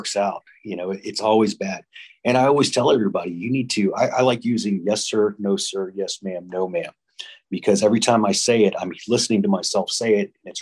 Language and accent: English; Florida, United States; born or raised there